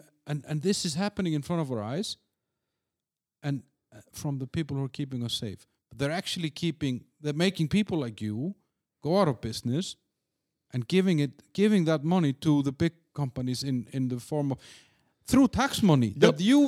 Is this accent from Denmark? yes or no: yes; Denmark; I mean, I came from Denmark where they're not really nice.